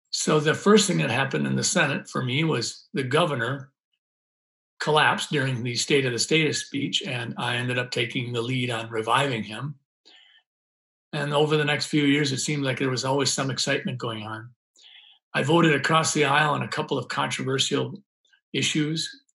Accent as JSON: {"language": "English", "town": "Sleepy Eye", "region": "Minnesota", "country": "United States", "tie": "born or raised there", "said": "I grew up in Sleepy Eye, Minnesota, a little town in southern Minnesota"}